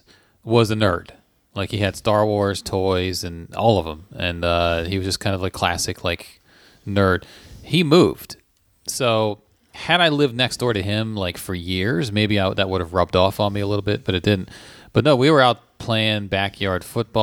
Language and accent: English; Leesburg, Virginia, United States; where I grew up in Leesburg